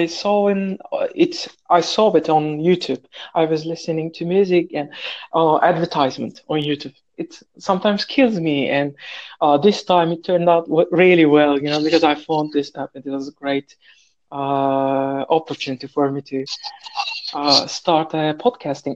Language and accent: English; Turkey; English is a second language; moved away as an adult; now in Saudi Arabia; from Turkey. I am living in another country right now. In Saudi Arabia